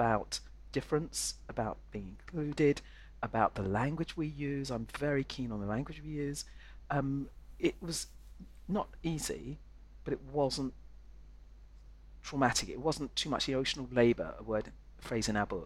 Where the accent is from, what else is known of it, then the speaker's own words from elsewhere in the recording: London, United Kingdom; I was born in London, and North London